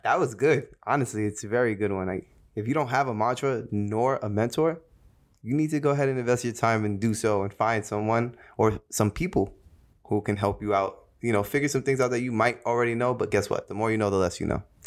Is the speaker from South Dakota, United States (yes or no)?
no; Jersey City, New Jersey, United States; Being born and raised in Jersey City, New Jersey, uh, shout out to two oh one